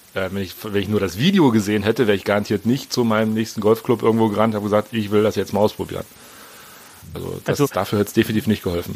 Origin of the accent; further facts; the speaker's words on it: Berlin, Germany; bin 42, wie gesagt, bin aus Berlin.